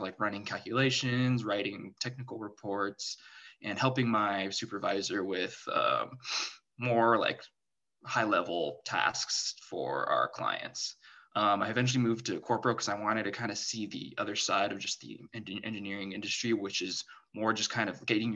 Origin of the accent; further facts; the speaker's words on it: San Diego, California, United States; I grew up in San Diego